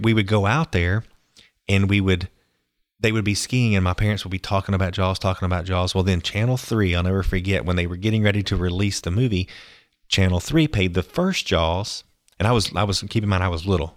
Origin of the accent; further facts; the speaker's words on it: Pensacola, Florida, United States; I grew up in Pensacola, Florida